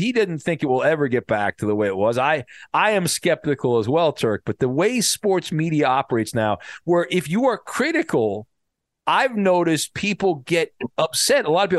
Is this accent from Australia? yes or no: no; West Coast, United States; I grew up on the West Coast